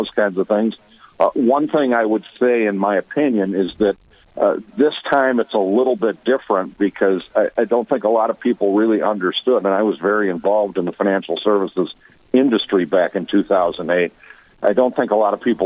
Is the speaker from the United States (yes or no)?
yes; Watertown, South Dakota, United States; moved away; also born or lived in Virginia, Minnesota; I grew up after leaving Virginia. I grew up most of my years in Watertown, South Dakota